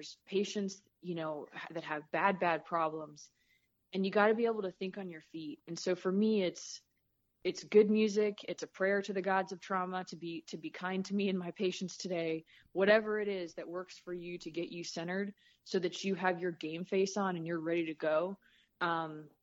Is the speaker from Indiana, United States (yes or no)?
no; Southern California, United States; moved away as an adult; also born or lived in Midwest; the music that I grew up listening to in Southern California in the 80s